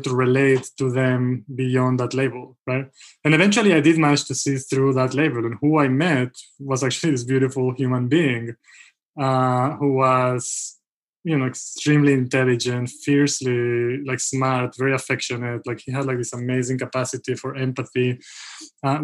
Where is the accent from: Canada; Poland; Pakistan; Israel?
Israel; moved away; also born or lived in Mexico; I grew up in Israel, by the way. So I'm Israeli and Mexican. But I grew up most of my formative years in Israel, and I went to university there.